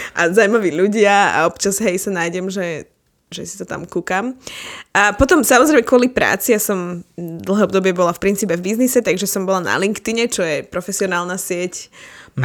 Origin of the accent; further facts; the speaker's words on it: Bratislava, Bratislava Region, Slovakia; my bývame, my sme z Bratislavy